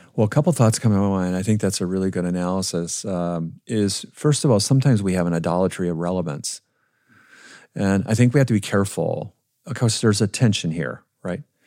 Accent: Minnesota, United States; I grew up in Minnesota

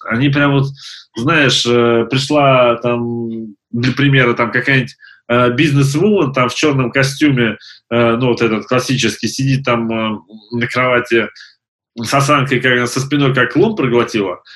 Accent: Siberia, Russia; Я сам из Сибири

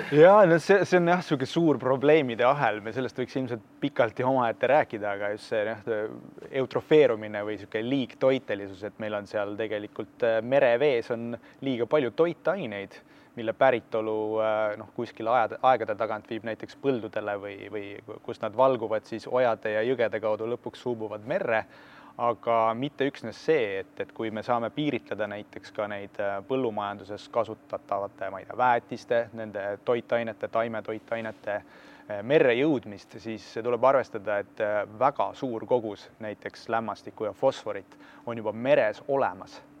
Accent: Tartu, Tartu County, Estonia; sündinud ja kasvanud mina tegelikult Tallinnas ei ole, ma olen sisemaalt täitsa Tartust

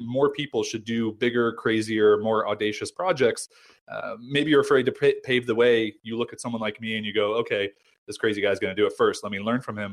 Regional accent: United States; also born or lived in San Diego; I'm American

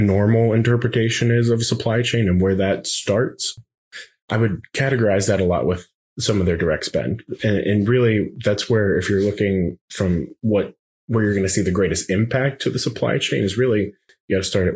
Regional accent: outside of Pittsburgh, Pennsylvania, United States; Growing up outside of Pittsburgh

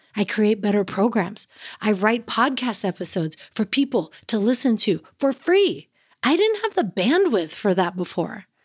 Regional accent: San Francisco Bay Area, California, United States; moved away as an adult; now in Alaska, United States; I grew up in the San Francisco Bay Area

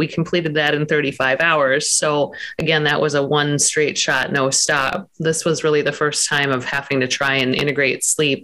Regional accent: Montana, United States; moved away; I'm from Montana originally

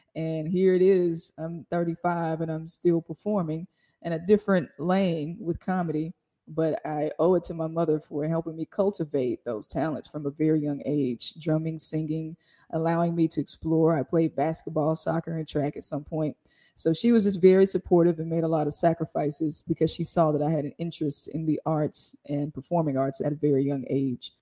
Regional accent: Jackson, Mississippi, United States; Growing up in Jackson, to me, was great. I went to John Hopkins Elementary

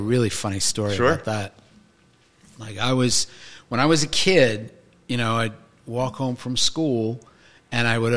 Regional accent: Montclair, New Jersey, United States; also born or lived in Point Pleasant Beach, New Jersey; I was born in Montclair, New Jersey

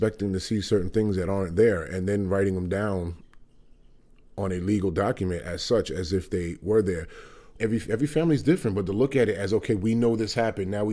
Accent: New York City, New York, United States; moved away as an adult; now in Vermont, United States; I'm a native New Yorker. I was there until I lived and grew up in Upper West Side of Manhattan up until I was 41 years

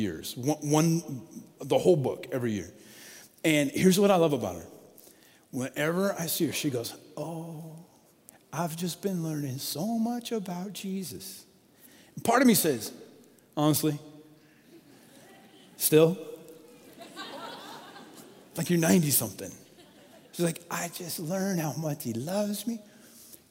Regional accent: Colorado, United States; I grew up in Colorado

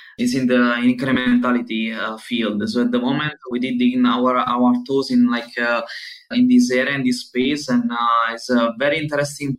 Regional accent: Southern Italy, Italy; moved away as an adult; now in Berlin, Germany; I am from Italy, coming from the southern part of Italy at the moment, and living in Berlin since almost 8 years

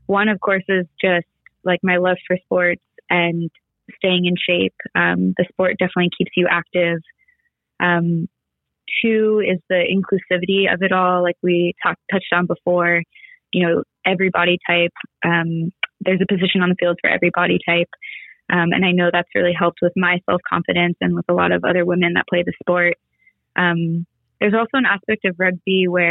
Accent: Southern California, United States; I grew up in Southern California

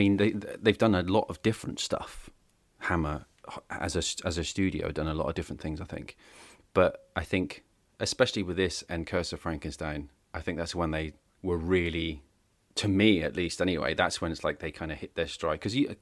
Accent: United Kingdom; Because I'm British.

